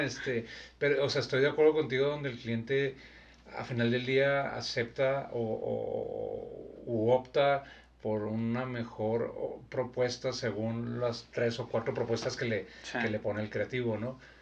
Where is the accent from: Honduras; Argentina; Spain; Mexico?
Mexico; soy mexicano